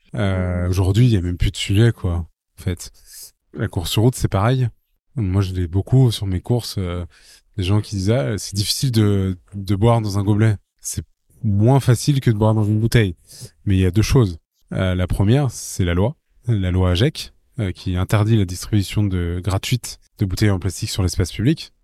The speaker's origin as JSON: {"language": "French", "town": "Paris", "region": "Île-de-France", "country": "France", "said": "je suis parisien"}